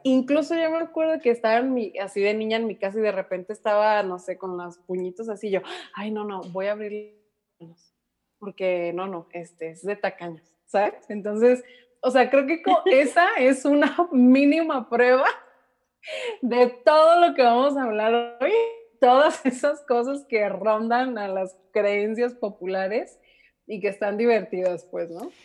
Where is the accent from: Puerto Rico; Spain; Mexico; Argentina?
Mexico; como mexicanas, hijas de mexicanas, nietas de mexicanos